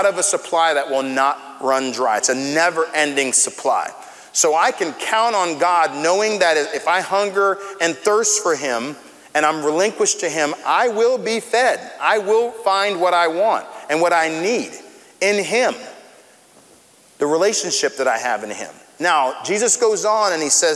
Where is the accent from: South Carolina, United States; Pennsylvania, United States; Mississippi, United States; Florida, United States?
Florida, United States; Tampa; I grew up here in Florida, in Central Florida, in Tampa